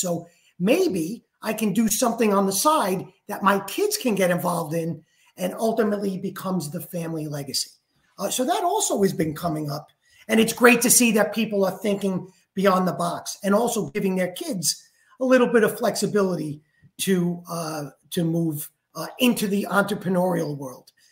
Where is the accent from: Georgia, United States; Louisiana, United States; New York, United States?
New York, United States; now in Florida, United States; I am from New York